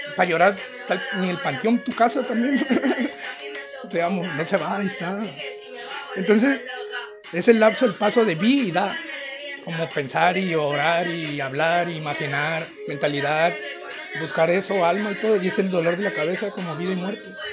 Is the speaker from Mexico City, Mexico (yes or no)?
no; Mexicali, Baja California, Mexico; soy de Mexicali